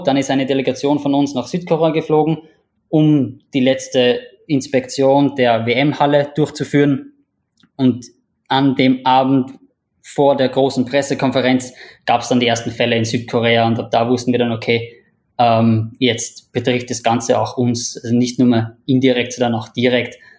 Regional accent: Upper Austria, Austria; moved away as an adult; also born or lived in Vienna, Austria; now in Singapore; ich bin, bin aus Oberösterreich, bin dann nach der, nach der Matura nach Wien gezogen

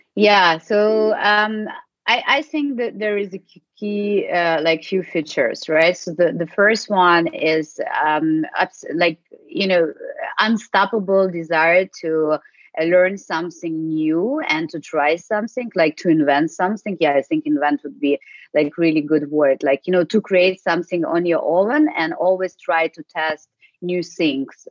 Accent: Ukraine; English is a second language; moved away as an adult; also born or lived in United States / Spain / Russia / Ireland; now in Germany; I'm originally from Ukraine, uh, but uh, since 19, uh, so for the last over like 15 years, I'm working outside actually and living, not only working but living outside

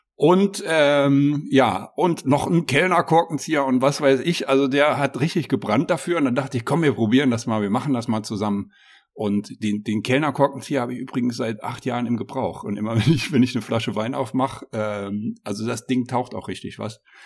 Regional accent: Saarland, Germany; moved away as an adult; now in Lower Rhine, Germany; ich wohne ja seit 2010 am Niederrhein, aber ich bin ja gebürtiger Saarländer

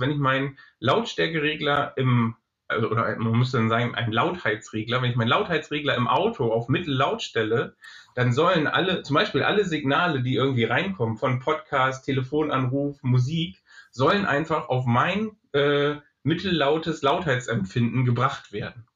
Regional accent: Germany; bei uns in Deutschland

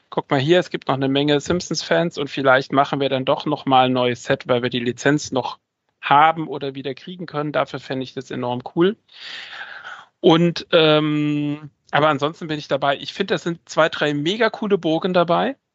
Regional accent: Saarland, Germany; Also vielleicht ganz kurz, ich komme ja auch vom Dorf. Ich meine, ich bin ja Saarländer.

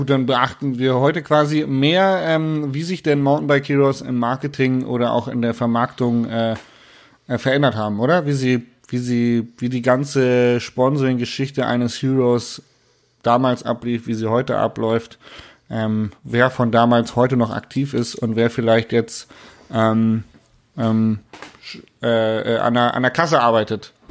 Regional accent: Munich, Bavaria, Germany; sondern als Münchner.

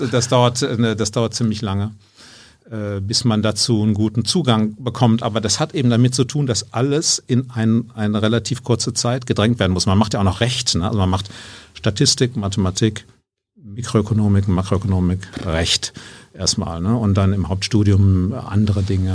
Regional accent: Geseke, North Rhine-Westphalia, Germany; now in Munich, Germany; aufgewachsen bin ich hier so in Ostwestfalen, mhm. in der Gegend. Äh, also meine Heimatstadt heißt Geseke

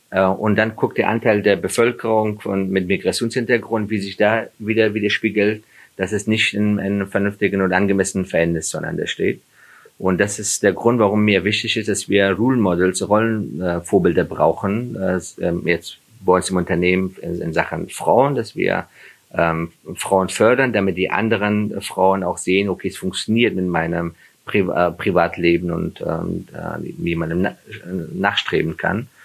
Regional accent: Afghanistan; ich habe ja jahrelang mich dafür geschämt, dass ich Flüchtling bin und ich komme, dass ich auch aus Afghanistan komme.

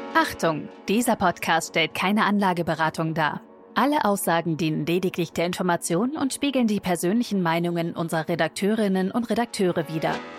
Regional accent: Berlin, Germany; Wir Berliner sind ja keine Jecken

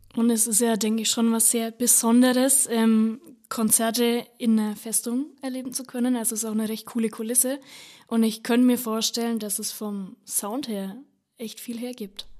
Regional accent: Upper Franconia, Lichtenfels region, Bavaria, Germany; ich komme aus Oberfranken, aus der Lichtenfelser Region

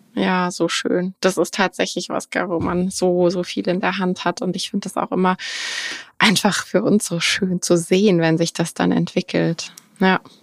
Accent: Germany; bei uns in Deutschland

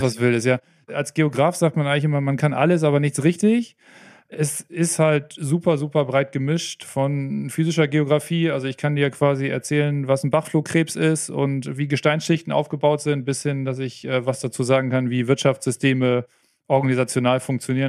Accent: Oldenburg, Lower Saxony, Germany; accent: Plattdeutsch; Ich komme aus Norddeutschland, aus Oldenburg, kurz vor der Nordseeküste. Vielleicht hört man es zwischendurch mal ein bisschen durch, wenn ich mal so ein bisschen ins Plattdeutsch rüber

